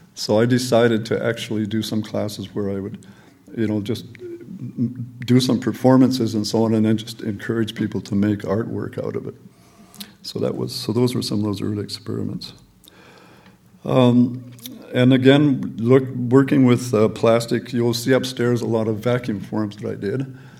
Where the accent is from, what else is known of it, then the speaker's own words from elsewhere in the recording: Calgary, Alberta, Canada; also born or lived in England; I came to Canada when I was one. And I lived in Calgary. My father was a mechanical engineer, and so I grew up in Calgary.